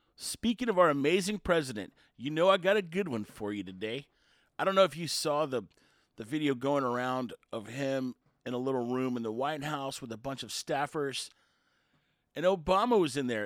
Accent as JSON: {"language": "English", "town": "Houston", "region": "Texas", "country": "United States", "tie": "born or raised there", "said": "growing up outside Houston"}